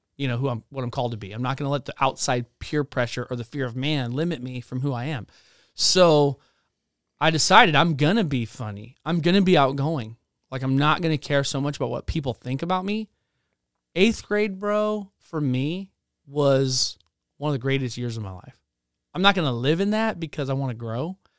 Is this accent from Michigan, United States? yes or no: no; Spokane, Washington, United States; also born or lived in the Carolinas; we moved across the United States from the Carolinas to Spokane, Washington